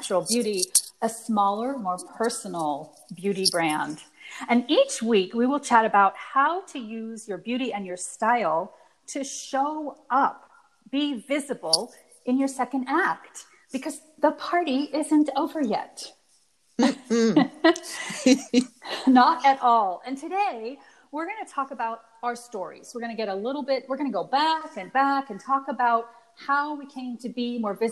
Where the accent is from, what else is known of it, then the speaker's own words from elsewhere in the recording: California, United States; I'm a California girl